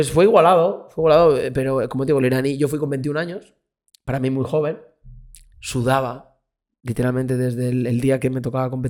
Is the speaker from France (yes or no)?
no; Spain; Luego gritando yo soy español, español, todo el mundo gritando